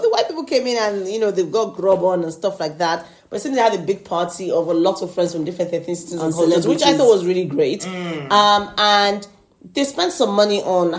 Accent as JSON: {"language": "English", "country": "United Kingdom", "said": "because we're British"}